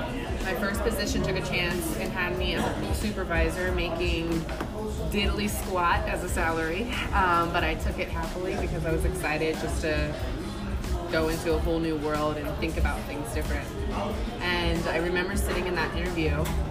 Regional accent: Ohio, United States; moved away; I'm originally from Ohio

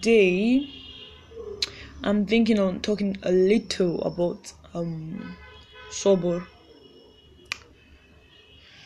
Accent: Ekiti, Nigeria; I'm from Nigeria. Ekiti, also Ekiti to be precise

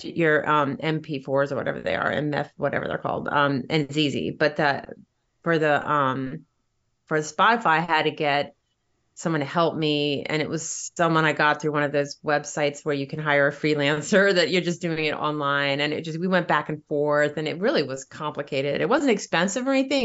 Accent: Virginia Beach, Virginia, United States; now in New York City, United States; I grew up in Virginia

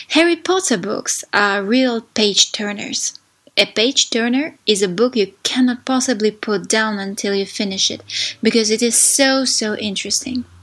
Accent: Saint Petersburg, Russia; English is a second language; I'm from St. Petersburg, Russia.

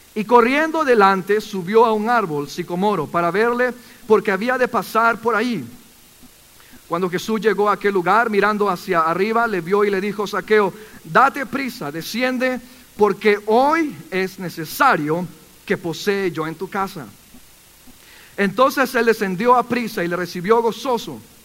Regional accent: Callao, Peru; moved away; Cuando yo era pequeño, tenía 12 años, yo soy del Perú

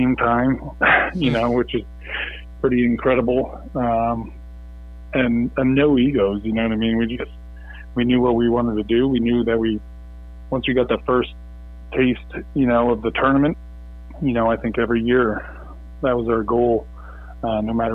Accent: Vermont, United States; born and raised in Vermont

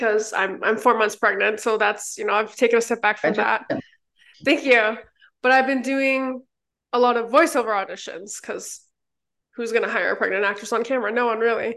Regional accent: Toronto, Ontario, Canada; now in East Coast, Canada; I'm originally from Toronto, which obviously huge film center

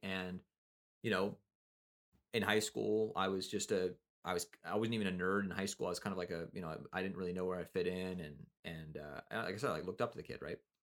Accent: Kelowna, British Columbia, Canada; also born or lived in Nelson, British Columbia; I moved from Nelson to Kelowna

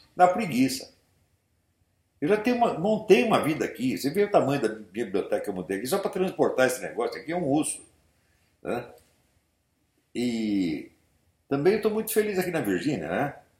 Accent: São Paulo, Brazil; Eu fui criado na Igreja Nossa Senhora da Paz, ali no Glicério

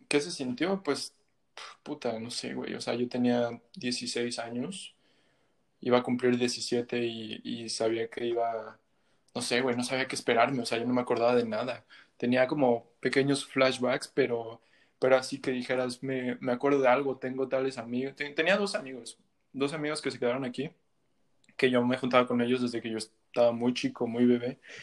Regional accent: Mexico; moved away as an adult; also born or lived in Montreal, Canada; now in Canada; Sí, yo nací, yo nací aquí en Canadá, en Montreal. Y a los cuatro o cinco años me regresé a México, pues mis, mis papás, mis dos papás son mexicanos.

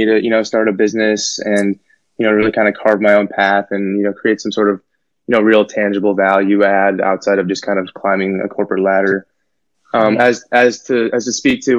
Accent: Naperville, Illinois, United States; from Naperville, so this is a suburb, probably, you know, 30, 45 minutes outside Chicago. I grew up there pretty much my whole life

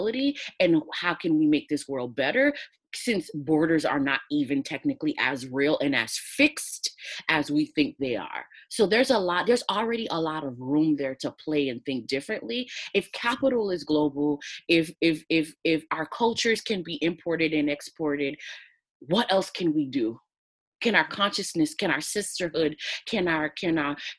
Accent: United States; I'm from the United States

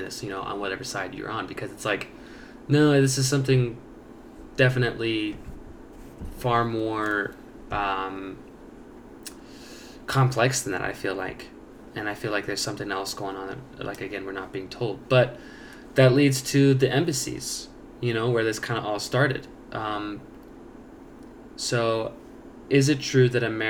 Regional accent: United States

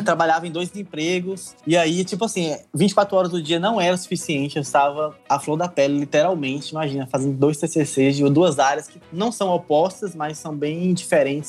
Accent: Bahia, Brazil; now in Albania; um baiano na Albânia. Saí da Bahia, vim pra Albânia

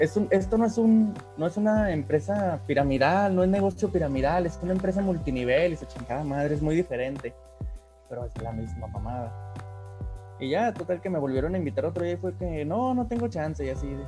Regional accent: Mexico; en nuestro país

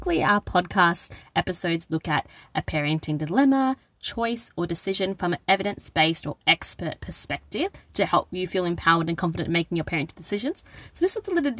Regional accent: Australia; also born or lived in Sri Lanka; my cultural heritage is Sri Lankan. So even though I was born in Australia, we often went to Sri Lanka during my childhood

